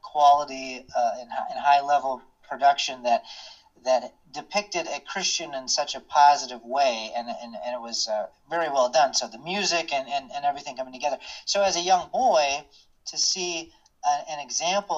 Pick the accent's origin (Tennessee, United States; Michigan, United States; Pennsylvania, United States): Michigan, United States; Kalamazoo; I'm actually from Kalamazoo, Michigan, and so a lot of people don't even realize Kalamazoo is a real town. It's not fictitious. I grew up there